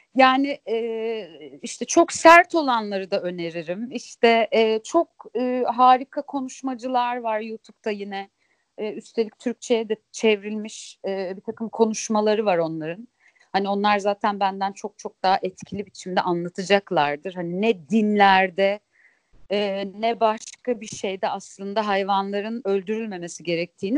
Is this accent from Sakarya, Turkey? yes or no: yes; Sakarya, Turkey; Sakarya'da büyüdüm